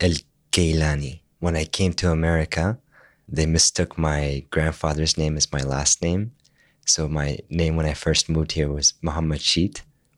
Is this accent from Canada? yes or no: no; Amman, Amman Governorate, Jordan; first language Arabic; English is a second language; also born or lived in Maine, United States; now in Falmouth, United States; Because I was born in Amman, Jordan, my first language is, of course, Arabic. My parents spoke to me in Iraqi dialect. At home.